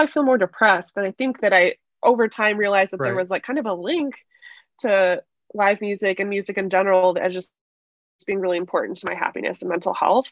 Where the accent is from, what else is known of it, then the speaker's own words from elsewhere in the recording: Chicago, Illinois, United States; I grew up in Chicago. So we're always just kind of like just around the outskirts of that proper city.